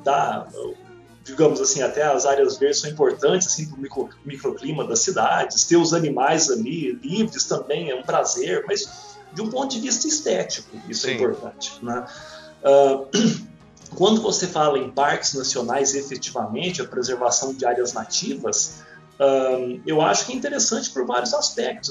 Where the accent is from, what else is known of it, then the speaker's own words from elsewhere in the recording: interior of Minas Gerais, Brazil; eu sou do interior de Minas